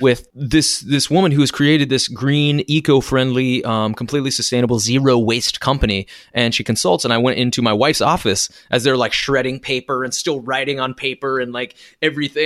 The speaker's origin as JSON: {"language": "English", "country": "United States", "tie": "born or raised there", "also_born_or_lived": "Arkansas", "moved": "yes", "lives_now": "New York City, United States", "said": "I was raised in Kansas and Arkansas"}